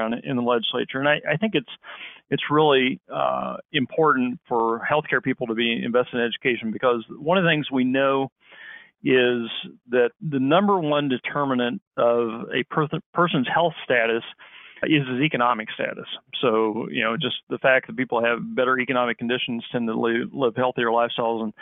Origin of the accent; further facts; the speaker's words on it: Independence, Missouri, United States; also born or lived in Kansas City, Missouri; I grew up in Independence, Missouri